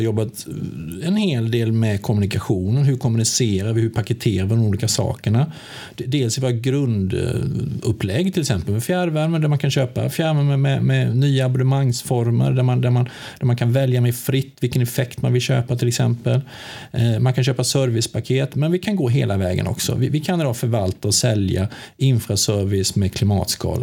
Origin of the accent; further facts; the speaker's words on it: Sweden; moved away as an adult; now in Västerås, Sweden; Jag kommer från Småland. Ja, det är ja. de, det är eh, från Högl jag är högländare